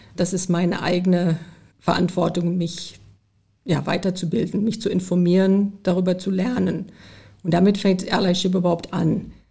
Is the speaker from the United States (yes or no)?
yes; United States; moved away; ich bin zum Glück in den USA groß geworden